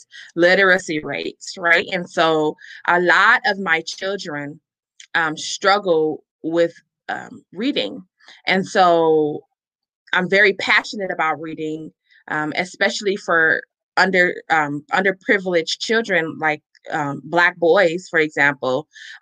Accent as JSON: {"language": "English", "town": "Chicago", "region": "Illinois", "country": "United States", "tie": "born or raised there", "said": "I'm originally from Chicago, Illinois"}